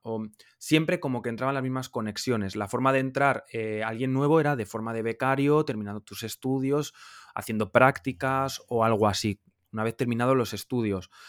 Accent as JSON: {"language": "Spanish", "town": "Logroño", "region": "La Rioja", "country": "Spain", "moved": "as an adult", "lives_now": "Madrid, Spain", "said": "vengo de La Rioja, de Logroño, de una ciudad pequeña de España, pero me mudé con 19 años a Madrid"}